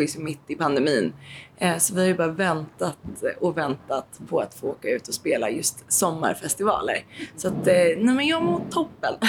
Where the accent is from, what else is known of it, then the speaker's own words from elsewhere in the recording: Nybro, Kalmar County, Sweden; moved away; also born or lived in Stockholm / Blekinge / Boden / Haparanda; Jag är uppvuxen i Nybro utanför Småland